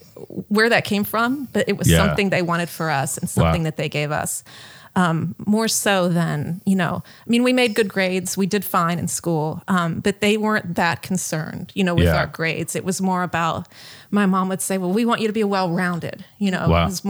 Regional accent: Tennessee, United States; also born or lived in New Orleans; My parents were both born in New Orleans and grew up there. But we found out after moving to Tennessee that an ancestor was from Tennessee.

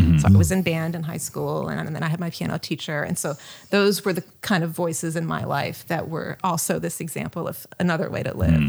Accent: Tennessee, United States; also born or lived in New Orleans; My parents were both born in New Orleans and grew up there. But we found out after moving to Tennessee that an ancestor was from Tennessee.

